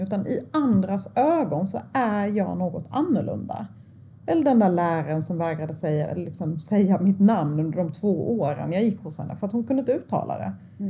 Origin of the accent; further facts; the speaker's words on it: Sweden; jag är född i Sverige. Jag, liksom, jag har gått här eh, på den här skolan i jättemånga år